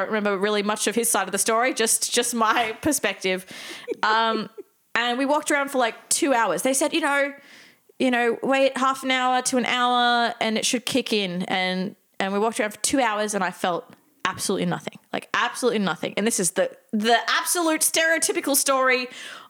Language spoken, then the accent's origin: English; Australia; we're from Australia